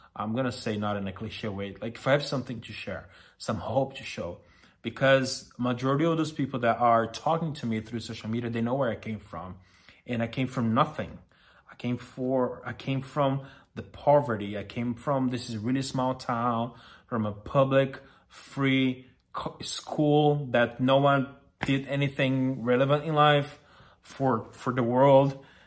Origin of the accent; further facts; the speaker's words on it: Brazil; English is a second language; moved away as an adult; now in Los Angeles, United States; I'm Brazilian, as you are aware by now, and I moved to L A five years ago